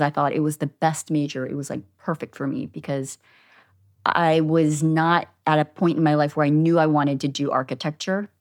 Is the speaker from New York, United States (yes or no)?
no; Havre de Grace, Maryland, United States; moved away as an adult; also born or lived in Boston / Philadelphia; now in Los Angeles, United States; So I grew up in Maryland